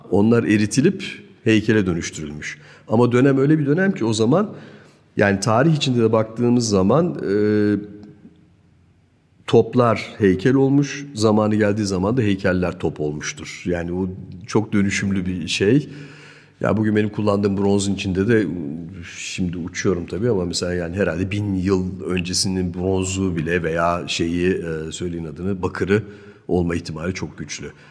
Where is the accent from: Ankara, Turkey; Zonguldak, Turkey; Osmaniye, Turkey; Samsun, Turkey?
Zonguldak, Turkey; born there; also born or lived in Germany; Evet, Türkiye Zonguldak doğumluyum. İstanbul'da bir akademide bir 3 sene kadar eğitimim var. Ondan sonra bir Almanya süreci var ee, ki bu da 20-25 sene belki hatta 30 seneyi bağlayan bir süreç.